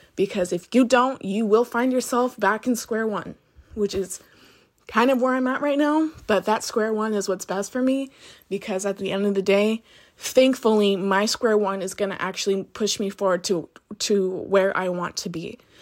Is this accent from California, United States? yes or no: yes; Butte County, California, United States; moved away as an adult; now in Sonoma County, United States; growing up in Butte County